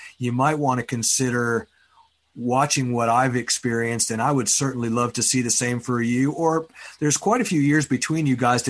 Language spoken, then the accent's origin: English; Houston, Texas, United States; also born or lived in Dallas, Texas; my hometown of Houston, Texas